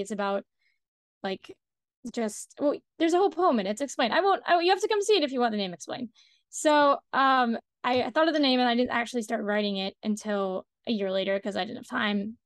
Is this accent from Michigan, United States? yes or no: no; Washington, District of Columbia, United States; I'm from Washington, D C, so I don't even live in New York. I live in D C